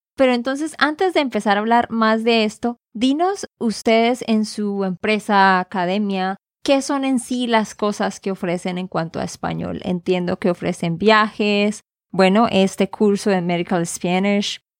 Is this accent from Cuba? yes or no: no; Santander, Colombia; de Santander, Colombia